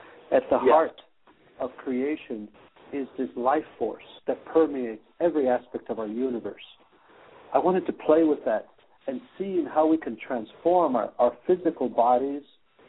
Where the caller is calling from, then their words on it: Netherlands; I am calling in from Skype on Netherlands. Yes, Holland time.